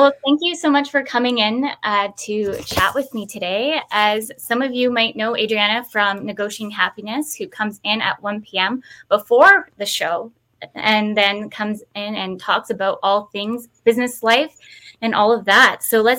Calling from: Victoria, British Columbia, Canada; today I'm calling in from Victoria, BC. It's 12 here. It's a little chilly

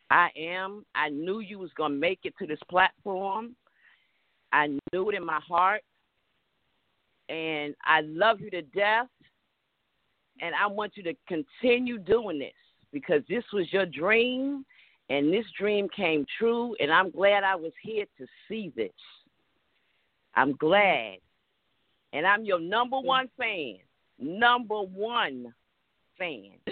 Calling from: Atlanta, Georgia, United States

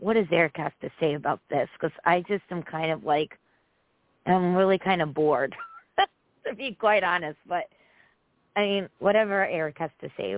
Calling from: Connecticut, United States

